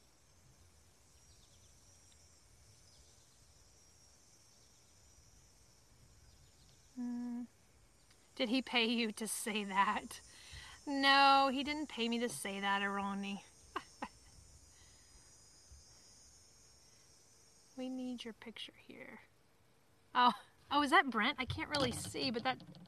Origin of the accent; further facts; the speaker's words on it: Alabama, United States; moved away; I am from Alabama